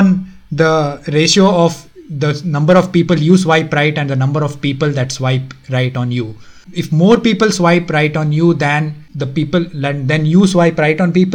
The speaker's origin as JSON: {"language": "English", "region": "Karnataka", "country": "India", "also_born_or_lived": "Delhi", "first_language": "Konkani", "second_language": "English", "moved": "yes", "said": "I'm from one of the southern states. So I'm from Karnataka."}